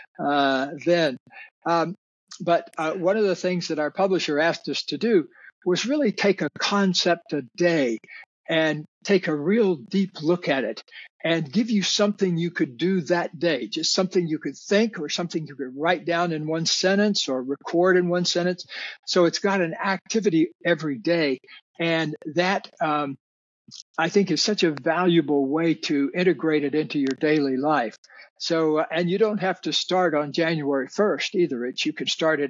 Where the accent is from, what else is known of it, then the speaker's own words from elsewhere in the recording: Deep South, United States; I grew up in the Deep South